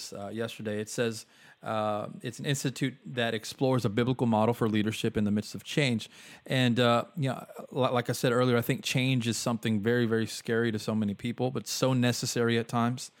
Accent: Texas, the South, United States; I'm from the South, so I live in Texas

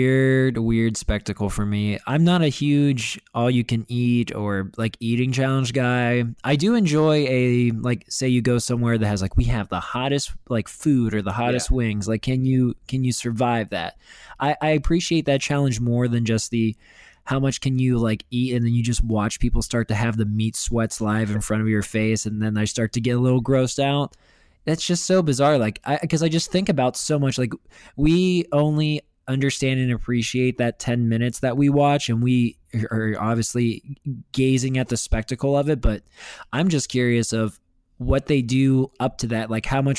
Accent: Western Pennsylvania, United States; now in Chicago, United States; I grew up in Western Pennsylvania

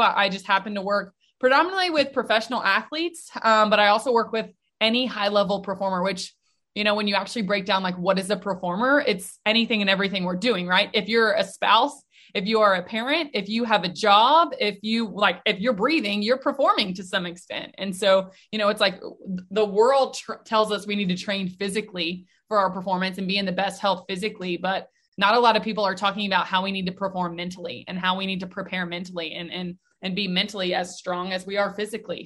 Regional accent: Nashville, Tennessee, United States; born or raised there

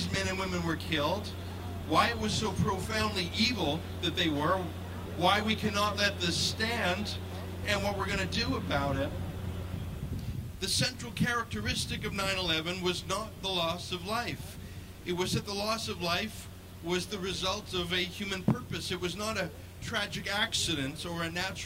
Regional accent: Canada; I'm a Canadian

